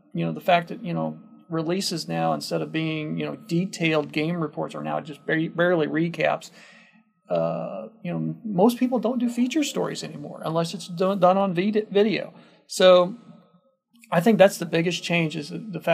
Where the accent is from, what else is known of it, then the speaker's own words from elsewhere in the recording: Illinois, United States; moved away as an adult; also born or lived in Edwardsville / Connecticut / Miami / Evansville; my hometown in Illinois